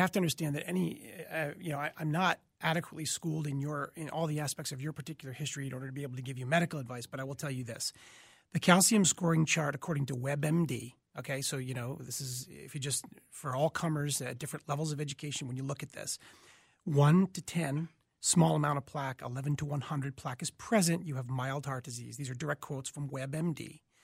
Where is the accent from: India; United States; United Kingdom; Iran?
United States; Boston, Massachusetts; moved away as an adult; also born or lived in Michigan; now in Minneapolis, United States; originally from Boston, Massachusetts